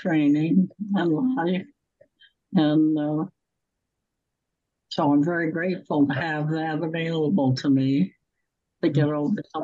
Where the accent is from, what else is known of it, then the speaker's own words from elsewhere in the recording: Wisconsin, United States; now in Ohio, United States; I grew up in Wisconsin with no relatives close by at all.